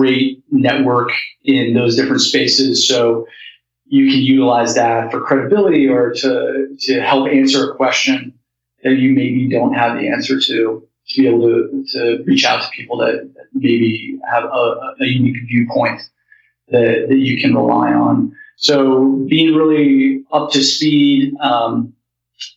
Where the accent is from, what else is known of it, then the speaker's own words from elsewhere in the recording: rural Colorado, United States; I grew up in Colorado, in like rural Colorado, and grew up on a ranch